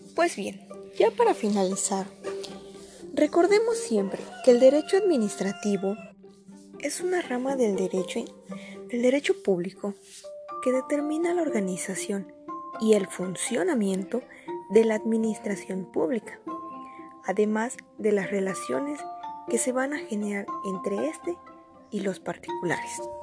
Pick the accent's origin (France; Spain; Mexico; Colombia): Mexico; Soy orgullosamente mexicana